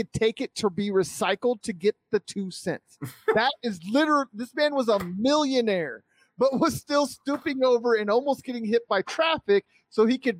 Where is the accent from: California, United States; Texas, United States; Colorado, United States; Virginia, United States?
Colorado, United States; Sterling; born or raised there